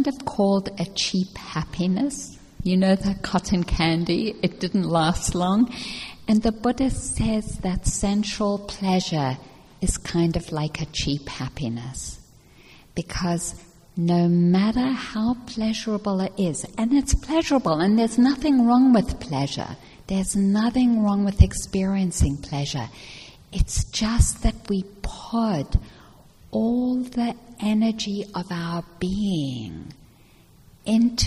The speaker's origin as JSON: {"language": "English", "country": "South Africa", "tie": "born or raised there", "moved": "yes", "said": "I grew up in South Africa, and I grew up during the years of apartheid"}